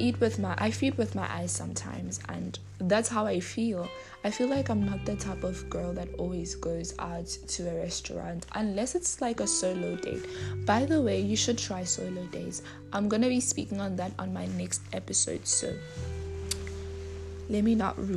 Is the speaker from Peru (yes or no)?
no; South Africa; I am from South Africa